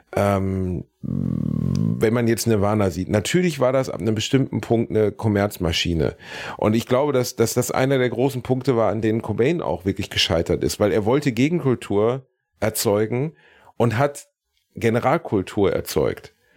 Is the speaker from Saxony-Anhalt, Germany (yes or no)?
no; Gelsenkirchen, North Rhine-Westphalia, Germany; ich bin in meiner Heimatstadt Gelsenkirchen